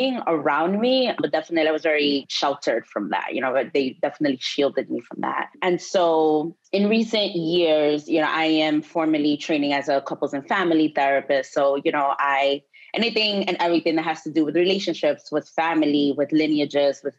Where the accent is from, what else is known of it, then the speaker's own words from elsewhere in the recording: New York, United States; I'm Dominican American, you know, grew up poor, working class, immigrant household, immigrant community in Washington Heights here in New York